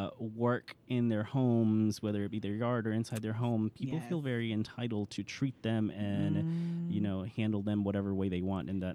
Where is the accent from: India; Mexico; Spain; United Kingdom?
Mexico; moved away; I'm originally from Mexico.